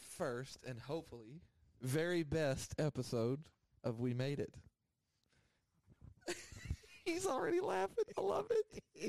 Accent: Connally, Texas, United States; I was a Conley kid until the fifth grade.

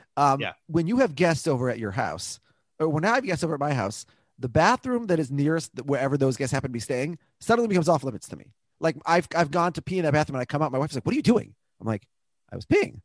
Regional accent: Minneapolis, Minnesota, United States; my dad's lived in the house that I grew up like where I was born in Minneapolis.

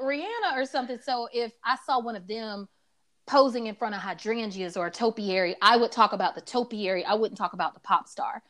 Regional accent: Atlanta, Georgia, United States; I also grew up in a neighborhood called Adams Park in Atlanta, full of trees

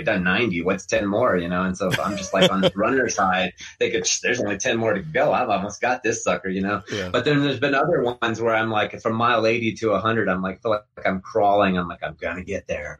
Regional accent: Morgantown, West Virginia, United States; also born or lived in Atlanta, Georgia; I grew up in Morgantown, West Virginia

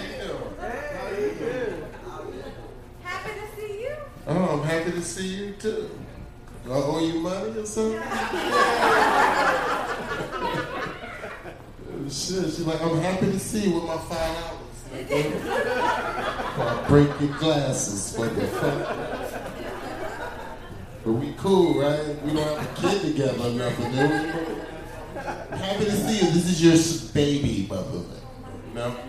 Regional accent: New Jersey, United States; now in Miami, United States; I'm from Jersey, but Liberty City was one of the first cities I went to when I came to Miami

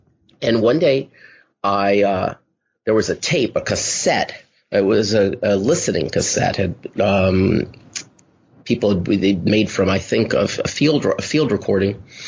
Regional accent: Los Angeles, California, United States; I grew up in Los Angeles, and I remember listening to … records

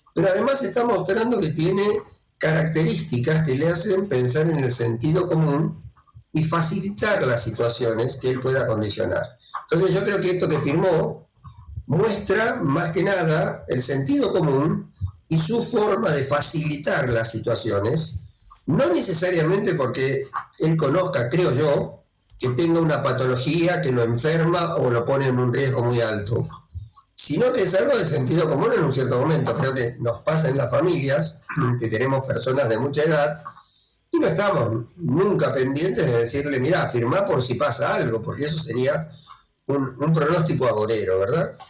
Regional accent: Argentina; soy argentino

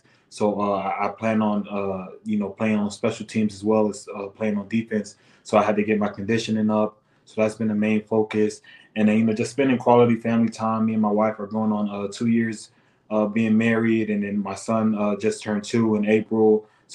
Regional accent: Florida, United States; now in Minnesota, United States; I'm from Florida

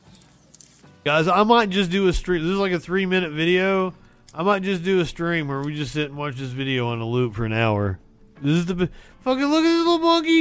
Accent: Eastern Kentucky, United States; I'm from Eastern Kentucky. I was doing local news

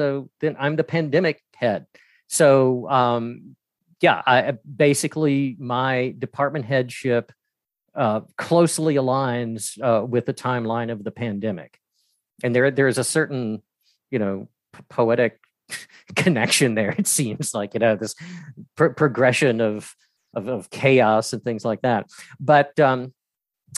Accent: Atlanta, Georgia, United States; moved away as an adult; now in Greensboro, United States; I'm originally from Atlanta, Georgia.

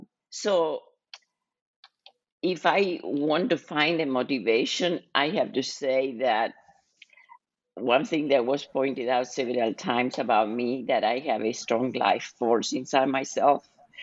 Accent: Argentina; moved away as an adult; now in United States; I was born and raised in Argentina and lived in the United States most of my life, most of my adult life.

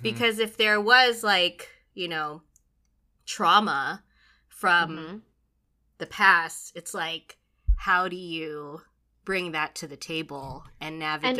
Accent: Philippines; The added layer of like being Filipino, because like in our culture, it's like there's so much toxic positivity, you know?

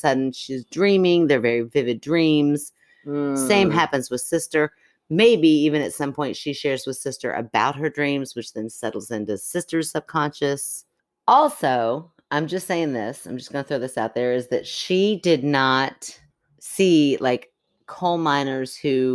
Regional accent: Kentucky, United States; We're from Kentucky, but we're also a wee bit city folk.

